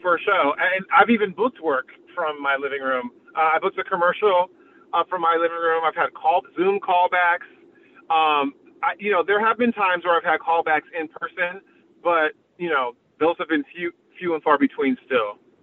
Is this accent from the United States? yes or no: yes; San Diego, California, United States; moved away as an adult; also born or lived in New York; I grew up in San Diego